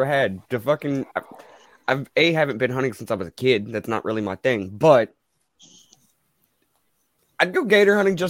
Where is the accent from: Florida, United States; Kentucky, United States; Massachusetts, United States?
Kentucky, United States; I am from Kentucky